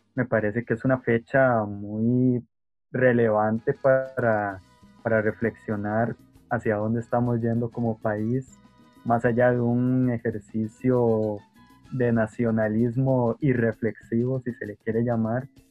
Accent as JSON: {"language": "Spanish", "country": "Costa Rica", "said": "nos identificaría como costarricenses"}